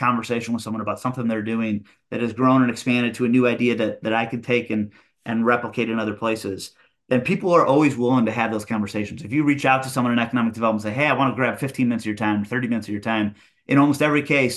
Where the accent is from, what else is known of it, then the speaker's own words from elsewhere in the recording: Midland, Michigan, United States; moved away as an adult; now in Northern Virginia, United States; I grew up in Midland, a small town of about 25,000 in the middle of the state